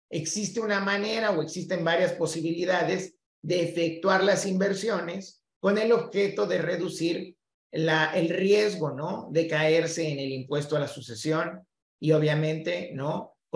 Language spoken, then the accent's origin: Spanish; Mexico City, Mexico; now in Texas, United States; Yo soy de la Ciudad de México y eh, soy abogado también mexicano, ¿no?